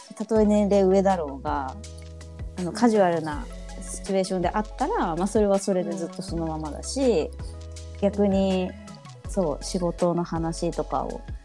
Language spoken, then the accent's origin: Japanese; Japan; 私は本当もう日本生まれ日本育ちです